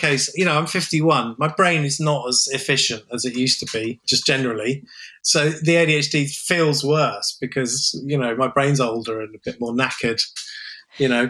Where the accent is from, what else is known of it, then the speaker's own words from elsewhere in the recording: England, United Kingdom; I'm an Englishman